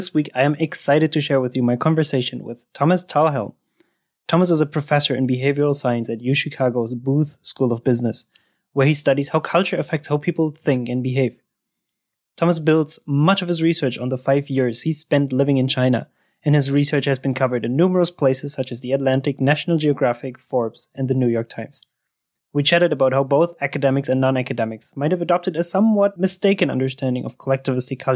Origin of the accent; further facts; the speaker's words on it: Germany; also born or lived in Peru; I'm from Germany